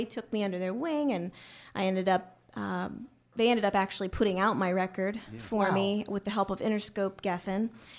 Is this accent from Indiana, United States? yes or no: yes; Anderson, Indiana, United States; moved away as an adult; also born or lived in Los Angeles; I'm from Anderson, Indiana originally.